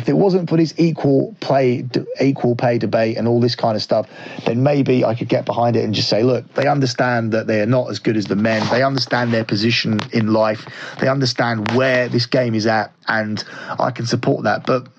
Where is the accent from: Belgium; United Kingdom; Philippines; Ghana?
United Kingdom; England; Obviously, I should want England to win this because I am from England and I very much dislike the US team.